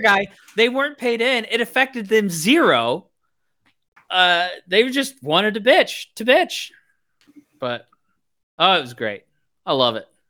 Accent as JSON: {"language": "English", "region": "Missouri", "country": "United States", "also_born_or_lived": "Virginia", "moved": "as an adult", "said": "I'm from Missouri"}